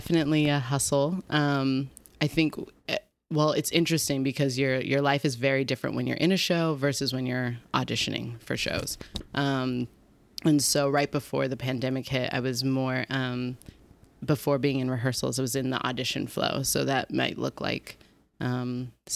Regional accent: Reno, Nevada, United States; moved away as an adult; also born or lived in Los Angeles, California; now in New York, United States; I was born and raised in Reno, Nevada

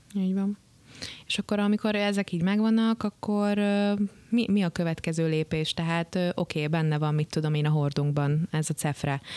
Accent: Hungary; Azért jó magyarként szeretjük a pálinkát

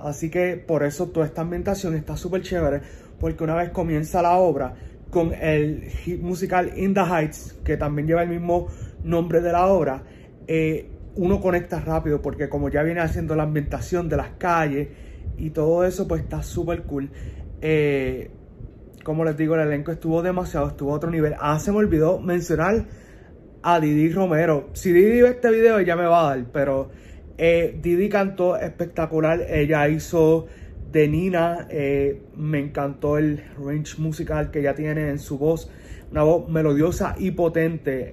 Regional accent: Puerto Rico; somos boricuas. Los boricuas tendemos a ser así

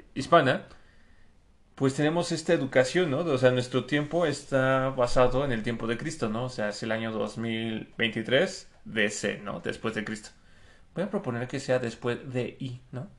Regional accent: Mexico; los tailandeses se parecen mucho a los mexicanos

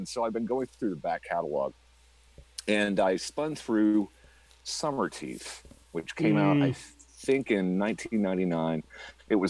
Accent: Saint Anthony, Iowa, United States; my hometown in Iowa, Saint Anthony.

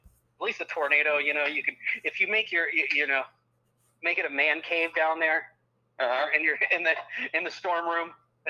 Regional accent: New Jersey, United States; That's my home state. You be nice.

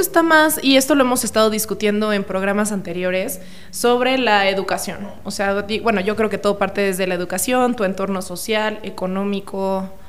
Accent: Cuernavaca, Morelos, Mexico; yo soy de Cuernavaca. Entonces, yo estudié en la Universidad Autónoma del Estado de Morelos

